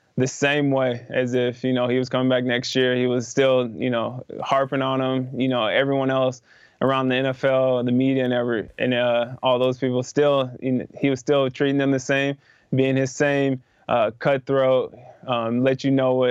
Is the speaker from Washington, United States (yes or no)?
no; Iowa, United States; growing up in Iowa